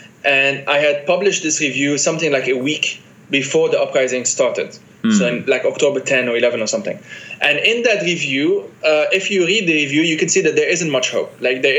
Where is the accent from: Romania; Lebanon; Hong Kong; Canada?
Lebanon; also born or lived in France; I'm a Lebanese guy who has these multiple identities, Palestinian, Italian, Argentinian, whatever. I was born in France, but I'm not French.